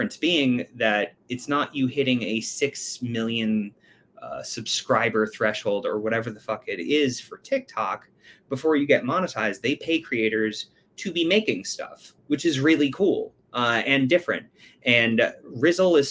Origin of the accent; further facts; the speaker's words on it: United States; I'm an American